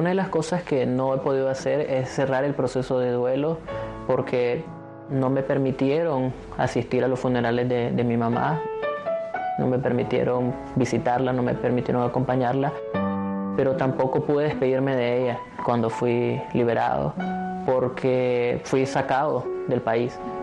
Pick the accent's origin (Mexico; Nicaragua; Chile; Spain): Nicaragua; moved away as an adult; now in United States; Yo conservo la esperanza de regresar a Nicaragua pronto